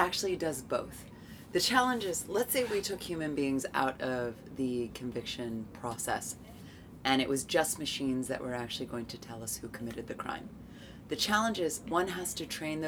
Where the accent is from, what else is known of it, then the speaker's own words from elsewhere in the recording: United States; moved away; my home country of the United States